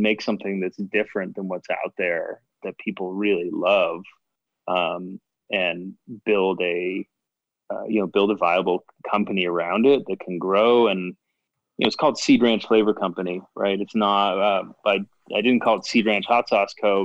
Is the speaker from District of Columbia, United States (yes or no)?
no; Chicago, Illinois, United States; moved away; also born or lived in Boston; I was born in the Chicago area